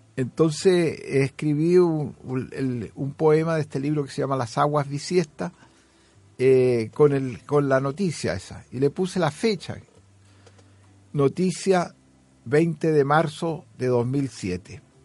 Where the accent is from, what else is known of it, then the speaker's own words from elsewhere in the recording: Chile; moved away; also born or lived in Sweden; Soy un poeta de Chile.